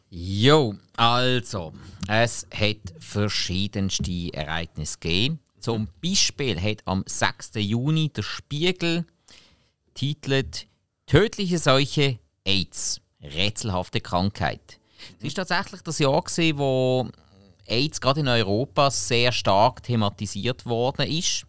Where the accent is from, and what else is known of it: Switzerland